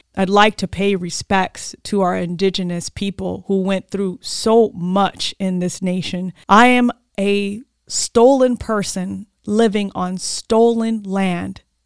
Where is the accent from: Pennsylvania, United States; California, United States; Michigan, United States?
California, United States; Oxnard; moved away as an adult; also born or lived in Sacramento; I'm back in my hometown of Oxnard, my community